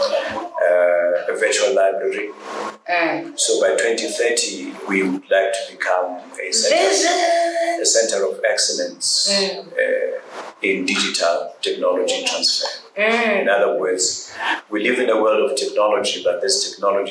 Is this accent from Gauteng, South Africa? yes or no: yes; Johannesburg, Gauteng, South Africa; I grew up in Alex